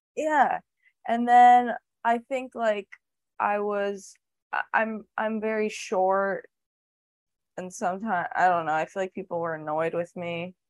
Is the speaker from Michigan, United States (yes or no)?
no; New York, United States; I'm from New York